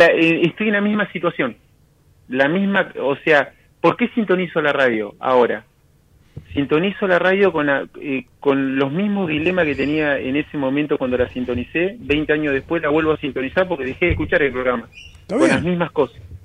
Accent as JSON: {"language": "Spanish", "region": "Río Negro", "country": "Argentina", "said": "De, Río Negro."}